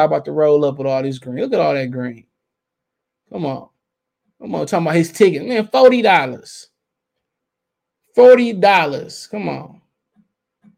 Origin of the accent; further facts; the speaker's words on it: Detroit, Michigan, United States; I'm from Detroit